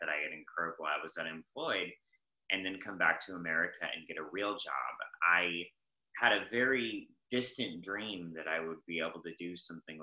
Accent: United States; moved away as an adult; also born or lived in China; I'm originally American. I lived there until Donald Trump was elected president, and then I couldn't live there anymore

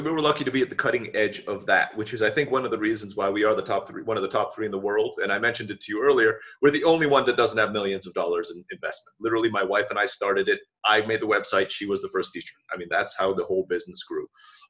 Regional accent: Boston, Massachusetts, United States; I speak quickly. I'm from the Boston area by English, right?

